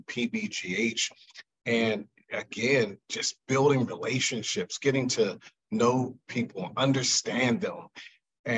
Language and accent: English; Pittsburgh, Pennsylvania, United States; So I am from Pittsburgh, Pennsylvania. I grew up on the north side of Pittsburgh.